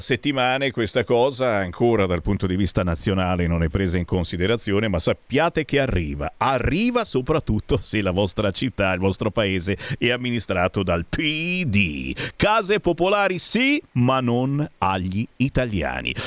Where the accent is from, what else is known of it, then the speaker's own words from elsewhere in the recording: Lombardy, Italy; io sono lombardo